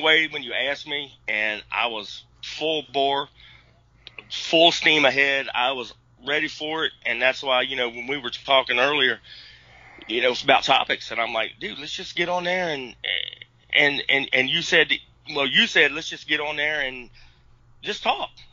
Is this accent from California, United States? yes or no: no; West Virginia, United States; now in Virginia, United States; I was born here in Virginia, but I spent most of my life in West Virginia. That's where I grew up.